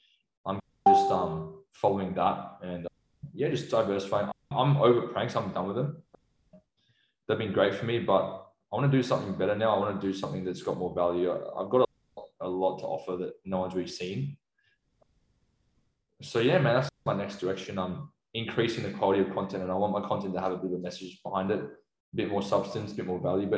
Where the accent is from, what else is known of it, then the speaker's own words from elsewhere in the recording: Sydney, New South Wales, Australia; moved away as an adult; now in Melbourne, Australia; I'm from Chatswood. So I grew up in Chatswood, but I'm just staying in an Airbnb around the area.